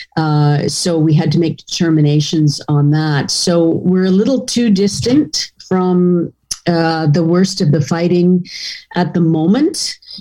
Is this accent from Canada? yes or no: yes; Canada; us as Canadians